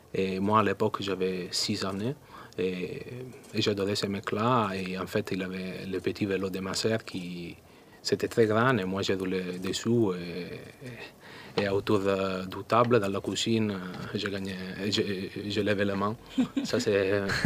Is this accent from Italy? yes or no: yes; Italy; French is a second language; moved away; je suis italien.